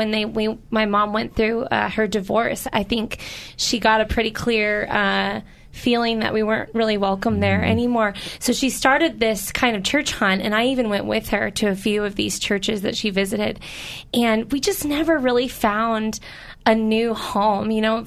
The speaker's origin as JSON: {"language": "English", "town": "Oakland", "region": "California", "country": "United States", "tie": "born or raised there", "said": "I grew up in Oakland, and my family life was defined by chaos and a lot of dysfunction. And we actually did attend a local church"}